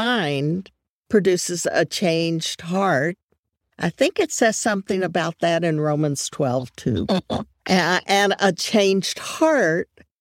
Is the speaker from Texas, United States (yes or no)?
yes; Dallas, Texas, United States; my hometown of Dallas